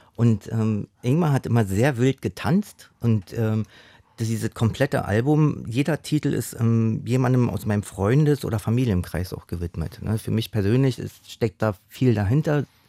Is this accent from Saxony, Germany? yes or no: no; Berlin, Germany; ich bin im, im, im Osten aufgewachsen